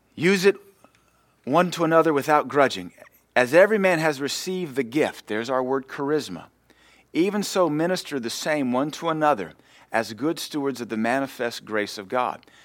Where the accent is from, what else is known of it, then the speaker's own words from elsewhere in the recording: United States; we are Americans